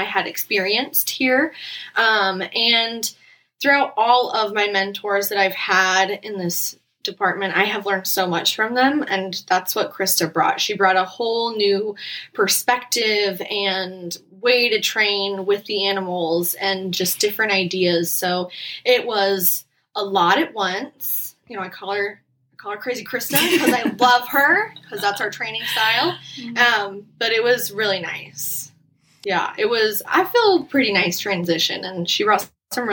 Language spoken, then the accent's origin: English; Fairbanks, Alaska, United States; now in Phoenix, United States; growing up in Alaska